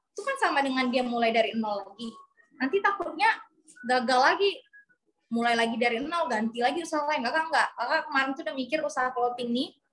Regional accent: Medan, North Sumatra, Indonesia; moved away; SMA dulu kami di Medan

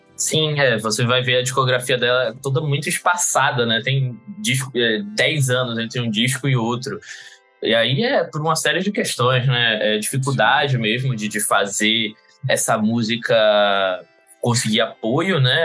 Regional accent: Recife, Pernambuco, Brazil; eu sou de, de Pernambuco, de Recife

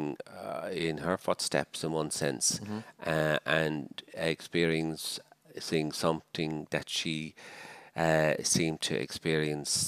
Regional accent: Dublin, Leinster, Ireland; moved away as an adult; also born or lived in Malawi; I'm a Dublin man

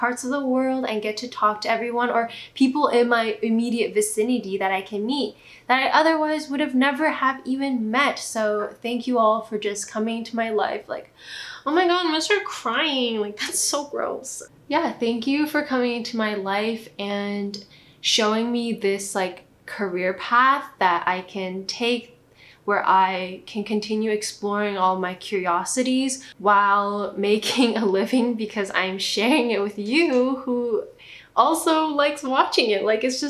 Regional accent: Tibet, China; I'm from Tibet, but kind of not, because China snatched our country, but that time I was not born, obviously, lol.

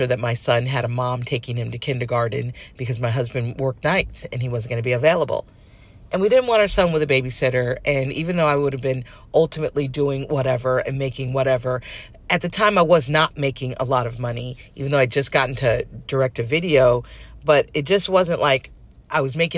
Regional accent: California, United States; moved away as an adult; also born or lived in New York City; I'm not a New Yorker, I'm a California girl

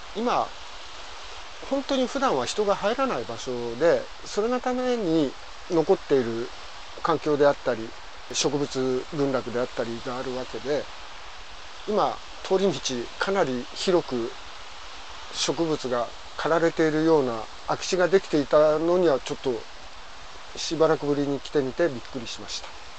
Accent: Ishikawa, Japan; moved away as an adult; now in Nagahama, Japan; 石川県の出身です

